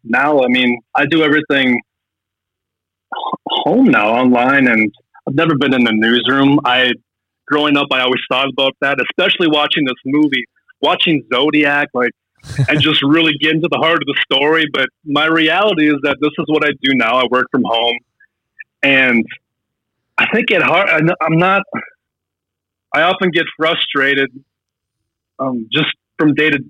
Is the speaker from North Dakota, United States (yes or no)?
yes; Fargo, North Dakota, United States; I'm from Fargo, so people automatically think of the movie Fargo.